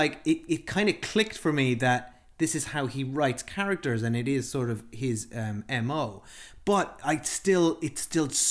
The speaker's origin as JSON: {"language": "English", "country": "Ireland", "said": "we the Irish"}